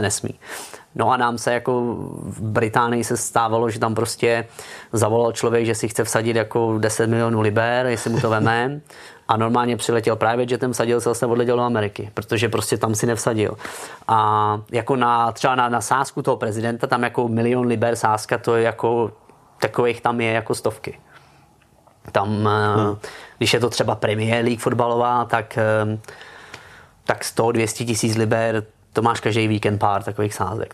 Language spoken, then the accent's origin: Czech; Czechia; moved away as an adult; also born or lived in Germany / Gibraltar; když jsem odcházel z Česka